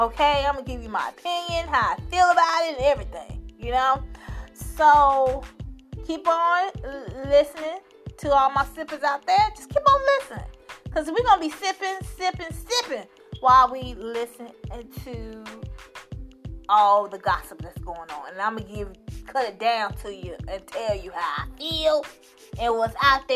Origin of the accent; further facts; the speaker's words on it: Chicago, Illinois, United States; I'm from the South Side